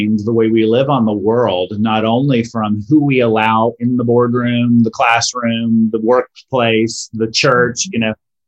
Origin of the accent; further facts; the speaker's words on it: North Florida, United States; now in Northern California, United States; I grew up canoeing on North Florida rivers and spending half my time down at the beach in the summer at our beach cottage